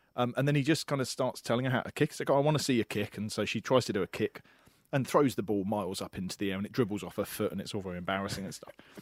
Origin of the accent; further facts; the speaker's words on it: England, United Kingdom; moved away as an adult; now in Australia; as an Englishman, only lived in the country for a year.